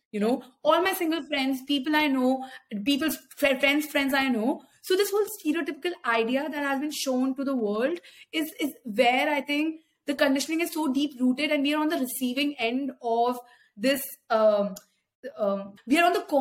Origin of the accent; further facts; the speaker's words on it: India; like Indians as a community is just we, we're just conditioned in so many ways